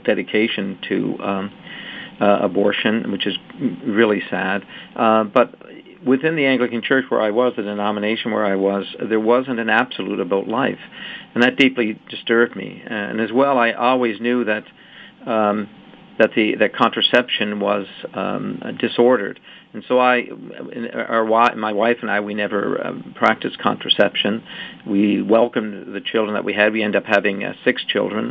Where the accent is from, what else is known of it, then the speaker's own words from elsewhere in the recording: Canada; I was born in Canada